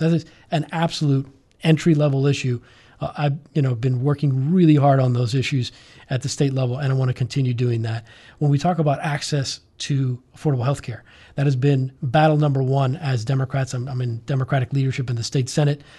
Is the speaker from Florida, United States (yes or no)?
yes; Miami, Florida, United States; I grew up here in Miami. uh, elementary, middle, high school, uh, Cuban American.